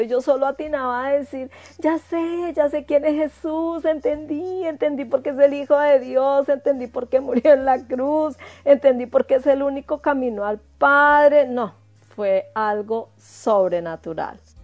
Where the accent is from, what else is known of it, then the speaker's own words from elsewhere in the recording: Ibagué, Tolima, Colombia; moved away as an adult; also born or lived in Bogotá, Colombia; now in New Zealand; soy de Bogotá, Colombia. Me crié en Ibagué, Tolima, y luego regresé a Bogotá en el año 93.